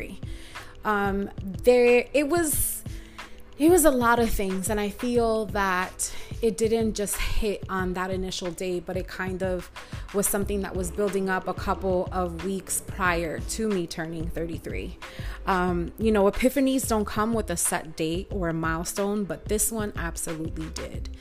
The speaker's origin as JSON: {"language": "English", "town": "New York City", "region": "New York", "country": "United States", "tie": "born or raised there", "said": "I grew up in Washington Heights, in the 90s"}